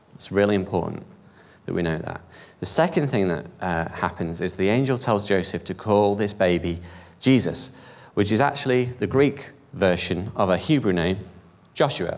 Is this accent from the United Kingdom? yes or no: yes; United Kingdom; I'm British, I'm European, I'm proud European